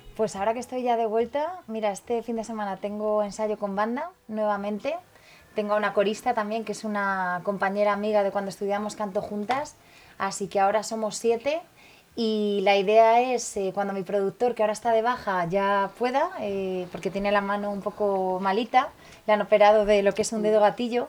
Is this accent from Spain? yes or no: yes; Valencian Community, Spain; moved away; also born or lived in Tenerife; en mi pueblo, en Valencia, Don Juan, en Collanza, como le llamamos nosotros